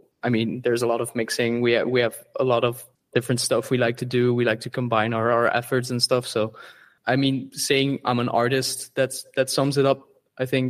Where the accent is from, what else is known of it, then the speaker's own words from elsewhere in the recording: Belgium; where we're from, we're from Belgium